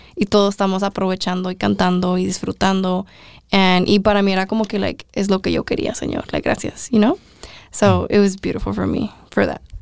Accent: Mexico; todos éramos mexicanos

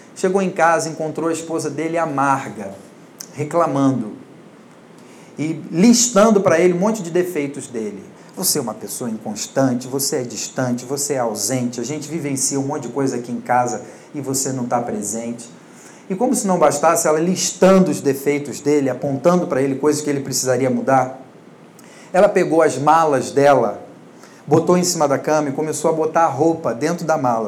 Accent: Rio de Janeiro / Niterói, Brazil; moved away as an adult; now in São Paulo, Brazil; sou do Rio de Janeiro, né, e trabalhava com isso lá, mas sou filho de pastor, pastor de uma igreja relativamente grande, e nasci na igreja, cresci na igreja

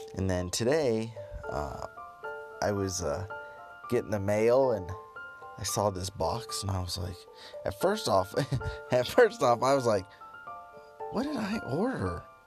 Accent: United States; me being an American tourist

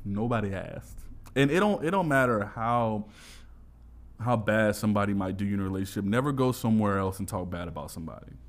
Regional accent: New York, United States; now in Los Angeles, United States; I'm from New York, bro

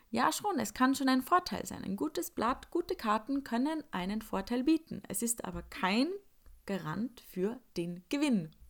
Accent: Upper Austria, Austria; now in Salzburg, Austria; ich komme eigentlich aus Oberösterreich und lebe jetzt in Salzburg und an den Wochenenden fahre ich dann noch oft heim mit den Öffis.

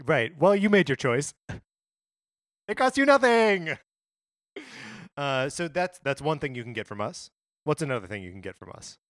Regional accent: Kenosha, Wisconsin, United States; just outside my hometown, or in my hometown.

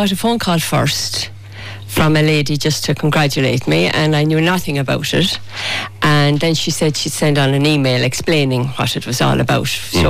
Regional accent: Goresbridge, Leinster, Ireland; Born and raised in Goresbridge.

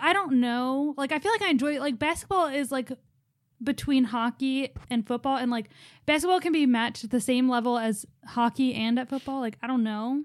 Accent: Philadelphia, Pennsylvania, United States; we're from Philly

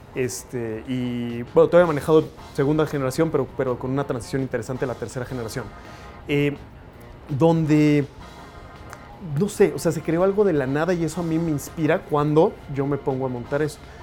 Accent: Mexico City, Mexico; also born or lived in United States; crecí, nací, todo, todo soy mexicano en la Ciudad de México, orgullosamente

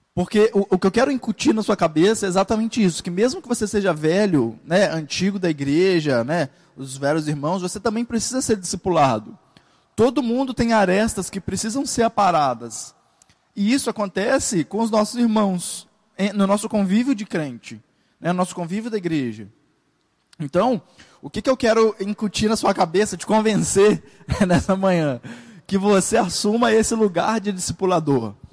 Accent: Brazil; na igreja brasileira porque a gente é brasileiro

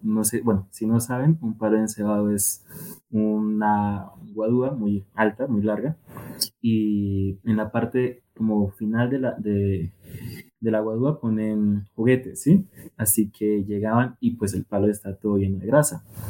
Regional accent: Tumaco, Nariño, Colombia; yo soy de Tomaco Mariño, mm, pues es una región costera

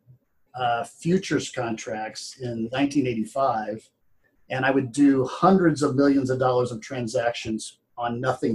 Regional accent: Ottawa, Kansas, United States; also born or lived in Plains, Kansas; now in St. Louis, United States; growing up in Ottawa, but also growing up on the farm in the summers, Plains, Kansas

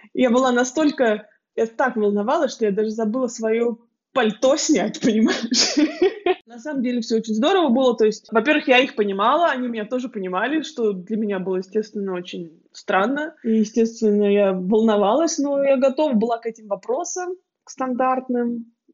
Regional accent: Siberia, Russia; moved away as an adult; also born or lived in Kemerovo, Russia; now in Munich, Germany; девочка из Сибири

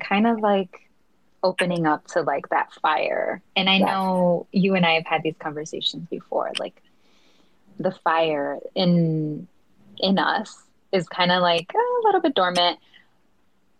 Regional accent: Chicago, Illinois, United States; moved away as an adult; We grew up in the same neighborhood. We come from the Back of the Yards, which is a Southside Chicago community

